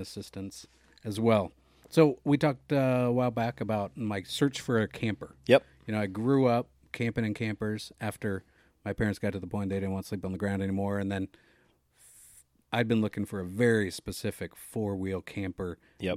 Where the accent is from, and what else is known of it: Oregon, United States; born or raised there